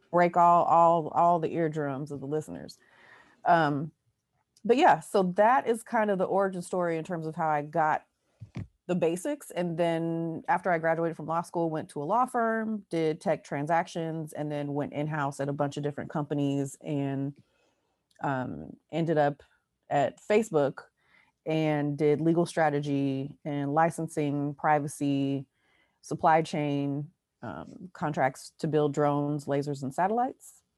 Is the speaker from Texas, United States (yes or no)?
no; Oakland, California, United States; born and raised in Oakland